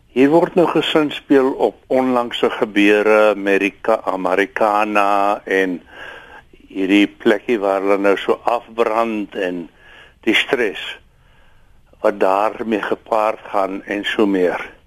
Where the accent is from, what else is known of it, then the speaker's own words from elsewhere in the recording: South Africa; ons as Afrikaners